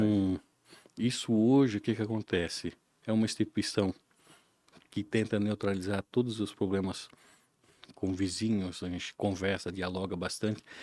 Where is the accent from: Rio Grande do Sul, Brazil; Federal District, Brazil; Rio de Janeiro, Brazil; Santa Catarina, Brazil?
Santa Catarina, Brazil; Ilhota; also born or lived in Blumenau; Eu sou nascido aqui em Blumenau, mas me criei na região do Alto Baú, Ilhota, no ah. interior mesmo